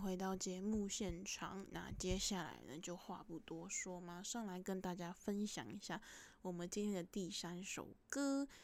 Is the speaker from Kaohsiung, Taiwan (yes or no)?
no; Taipei, Taiwan; 我自己从小住在台北市